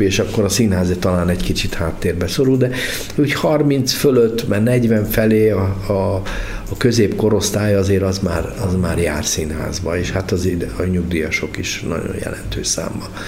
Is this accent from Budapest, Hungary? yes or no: yes; Budapest, Hungary; moved away as an adult; also born or lived in Debrecen / Szeged / Békéscsaba; eredetek budapesti vagyok